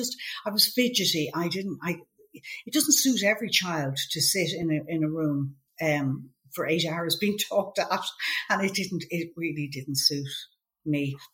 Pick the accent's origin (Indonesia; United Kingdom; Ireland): Ireland; Cabinteely, Leinster; we went to, lived in a place called Shrews